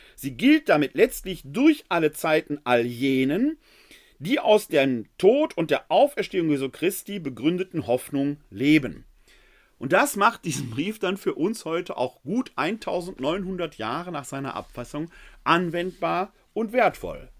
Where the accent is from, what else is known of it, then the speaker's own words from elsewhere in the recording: Essen, North Rhine-Westphalia, Germany; Ich persönlich bin ja ein Kind des Ruhrgebietes. Ich kenne noch die Hochöfen der Kruppschen Fabriken in Essen-Altendorf, wo ich groß geworden bin